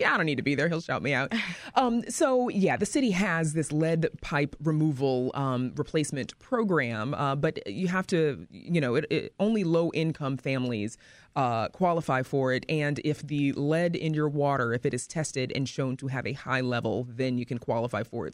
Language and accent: English; Mississippi, United States; now in Chicago, United States; I'm originally from Mississippi